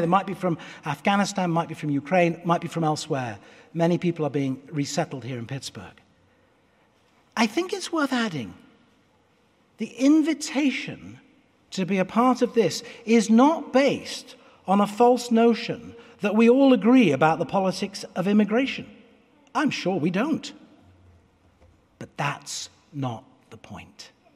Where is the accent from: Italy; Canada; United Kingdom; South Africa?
United Kingdom; moved away as an adult; now in United States; I will always be British as well as American